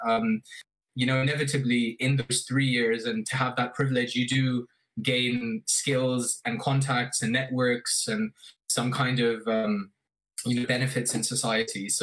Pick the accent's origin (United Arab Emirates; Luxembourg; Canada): United Arab Emirates; Abu Dhabi; I grew up in Abu Dhabi